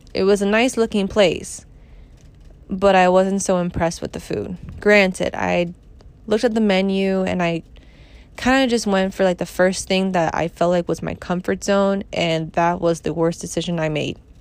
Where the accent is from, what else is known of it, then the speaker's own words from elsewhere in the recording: New York, United States; I'm from New York